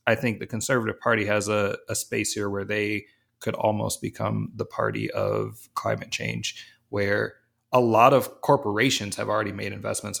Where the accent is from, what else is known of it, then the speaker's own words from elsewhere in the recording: East Coast, United States; I'm from the East Coast